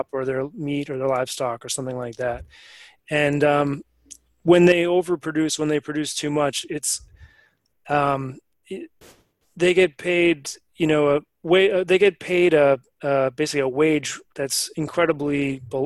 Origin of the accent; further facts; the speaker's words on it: Maine, United States; I come from Maine